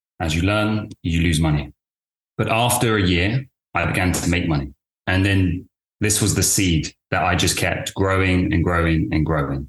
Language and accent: English; London, United Kingdom; also born or lived in Cambridge; I'm from the UK. I was born in London.